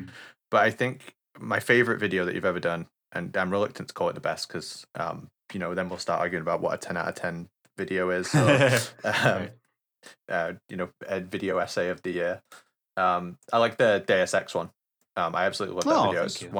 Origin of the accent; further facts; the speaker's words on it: United Kingdom; But I played it a year later because I'm unfortunately British, and we didn't get it till later.